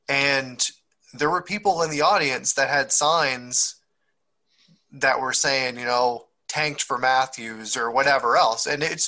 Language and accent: English; East Coast, Atlantic Canada, Canada; I grew up in the East Coast, right? I grew up on the East Coast